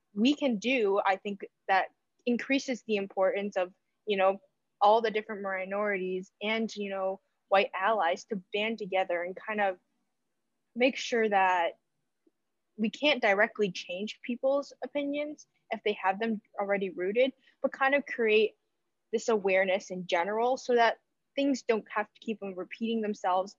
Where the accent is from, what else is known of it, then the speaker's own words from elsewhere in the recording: United States; born and raised in America